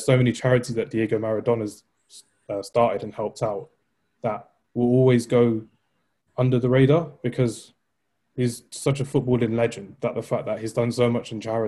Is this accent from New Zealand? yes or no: no; England, United Kingdom; we're English people